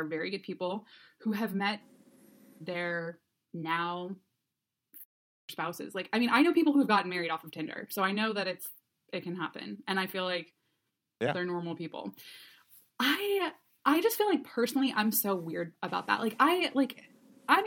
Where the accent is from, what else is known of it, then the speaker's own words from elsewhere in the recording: Cleveland, Ohio, United States; moved away as an adult; I'm from Cleveland, but I moved back home, you know, a year and a half ago